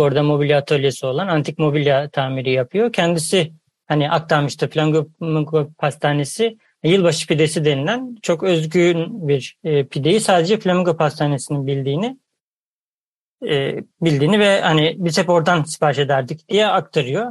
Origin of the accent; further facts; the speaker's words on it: Ankara, Turkey; ben de Ankaralıyım. Ben de Ulus'ta o terörleri hatırlıyorum çocukluğumdan.